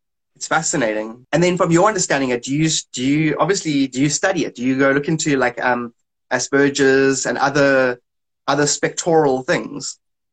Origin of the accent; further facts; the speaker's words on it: South Africa; I'm from South Africa